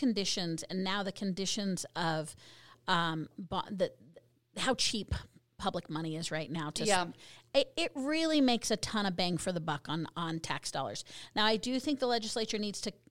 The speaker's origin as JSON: {"language": "English", "region": "Colorado", "country": "United States", "tie": "born or raised there", "moved": "yes", "lives_now": "Utah, United States", "said": "my home state, the green Colorado plate with the Rocky Mountains."}